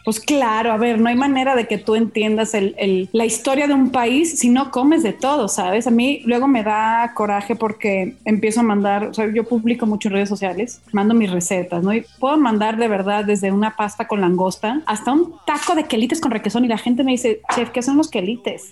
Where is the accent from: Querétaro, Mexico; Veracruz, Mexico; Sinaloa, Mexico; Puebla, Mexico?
Sinaloa, Mexico; Mazatlán; moved away as an adult; now in Mexico City, Mexico; Yo no soy de aquí, soy de Mazatlán, Sinaloa